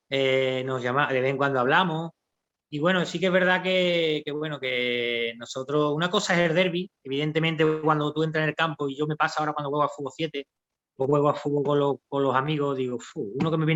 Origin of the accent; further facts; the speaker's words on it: Seville, Andalusia, Spain; la guasa sevillana, como tú bien sabes, yo me considero muy sevillano y de mis costumbres, de mis raíces.